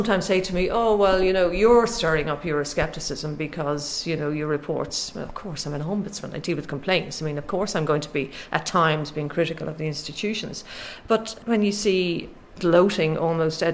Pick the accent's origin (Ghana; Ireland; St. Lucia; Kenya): Ireland; I'm Irish